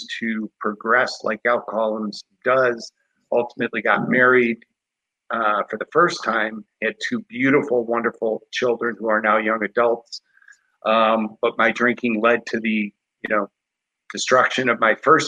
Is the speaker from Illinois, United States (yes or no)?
yes; Chicago, Illinois, United States; born and raised in Chicago, cradle Catholic